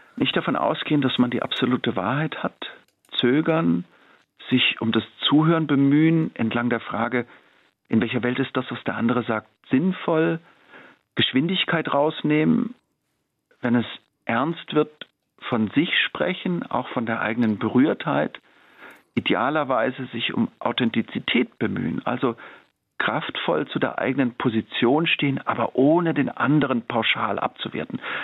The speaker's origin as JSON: {"language": "German", "town": "Freiburg im Breisgau", "region": "Baden-Württemberg", "country": "Germany", "tie": "born or raised there", "moved": "yes", "lives_now": "Tübingen, Germany", "said": "Ich bin in Freiburg-Wiehre aufgewachsen, im Freiburg in Breisgau in einem äh, sehr, sehr grünen Viertel."}